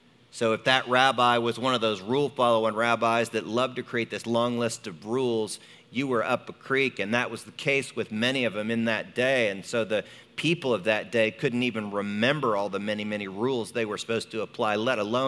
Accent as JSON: {"language": "English", "country": "United States", "said": "for me as an American. You know, I grew up, we don't stop during the middle of the day"}